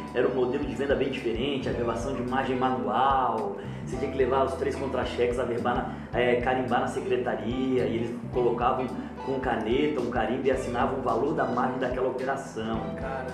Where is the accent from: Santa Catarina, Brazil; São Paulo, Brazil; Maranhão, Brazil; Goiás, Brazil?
Santa Catarina, Brazil; Florianópolis; eu sou de Florianópolis